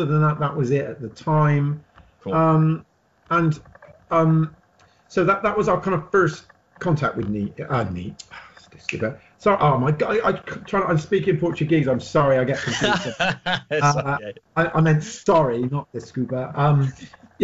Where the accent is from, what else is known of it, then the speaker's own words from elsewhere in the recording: Bristol, South West England, United Kingdom; we're from Bristol, right in the south